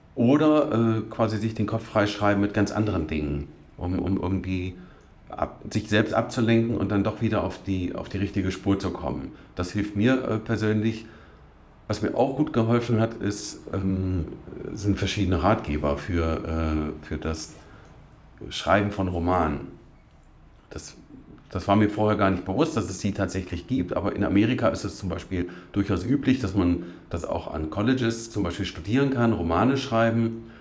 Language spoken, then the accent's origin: German; Witzenhausen, Hesse, Germany; moved away as an adult; also born or lived in Duderstadt; now in Göttingen, Germany; Aufgewachsen bin ich aber in Nordhessen, in Witzenhausen.